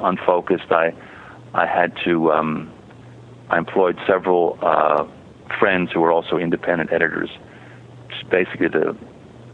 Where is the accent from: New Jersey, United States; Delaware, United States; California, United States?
New Jersey, United States; New Jersey suburbs, United States; moved away; I'm a Jew from the Jersey suburbs